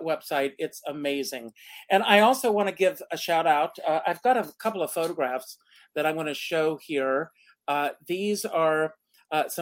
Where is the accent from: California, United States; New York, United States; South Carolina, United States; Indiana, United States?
South Carolina, United States; when I was a young kid, growing up in South Carolina